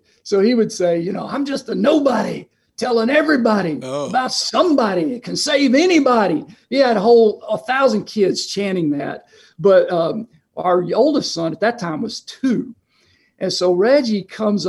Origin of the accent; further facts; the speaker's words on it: Chattanooga, Tennessee, United States; moved away as an adult; now in Northeast Ohio, United States; I grew up in Chattanooga